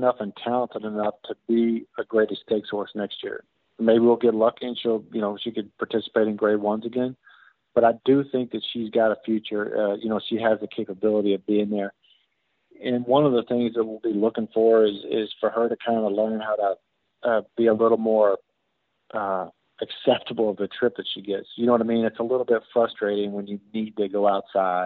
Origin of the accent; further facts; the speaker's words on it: Louisville, Kentucky, United States; I was born in Louisville, Kentucky